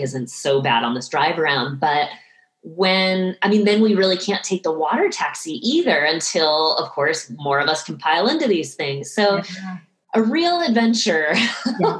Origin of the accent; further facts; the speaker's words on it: right outside of Boston, Massachusetts, United States; I grew up right outside of Boston